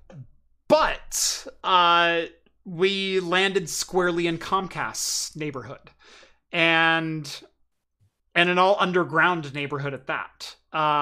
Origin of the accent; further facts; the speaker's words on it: United States; I'm an American